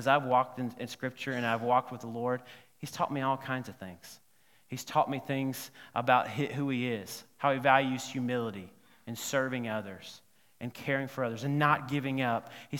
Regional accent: Alabama, United States; the reason I said, no, is because I'm from Alabama, and I've been trying all my life not to be a redneck

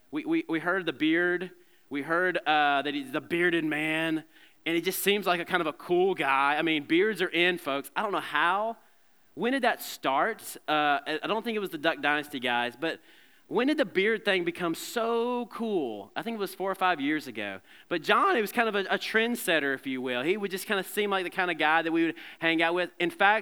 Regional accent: Alabama, United States; And I'm from Alabama. What do you expect?

